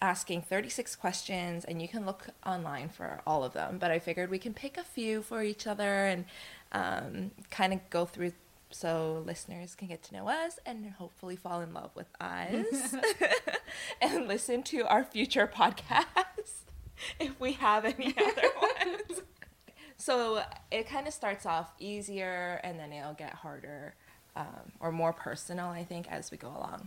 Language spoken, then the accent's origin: English; Canada; I was born in Canada